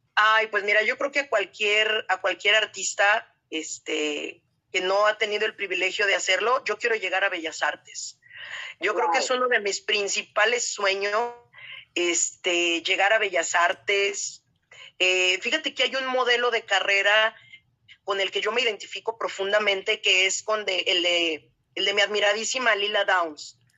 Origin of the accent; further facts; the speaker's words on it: Guadalajara, Jalisco, Mexico; las dos somos tapatías